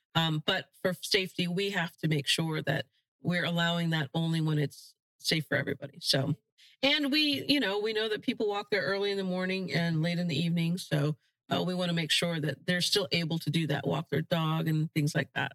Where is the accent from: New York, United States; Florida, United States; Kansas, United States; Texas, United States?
Florida, United States; while we didn't have a huge opportunity to explore the outdoors in Florida, because my parents worked so hard